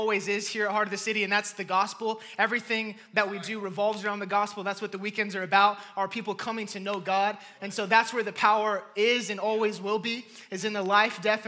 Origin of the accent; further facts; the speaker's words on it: California, United States; born and raised in California